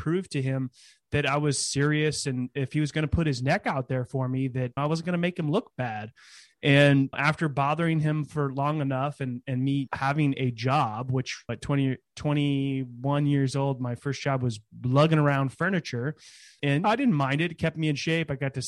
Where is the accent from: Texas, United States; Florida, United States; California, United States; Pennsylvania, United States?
California, United States; So I was born in California in the Bay Area and moved around quite a bit as a kid, but always in California, and lived in a small town near Sacramento during my high school days